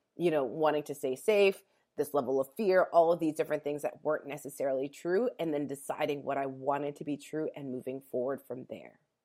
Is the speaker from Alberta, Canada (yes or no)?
yes; Calgary, Alberta, Canada; moved away as an adult; also born or lived in California; I was born and raised in Calgary, Alberta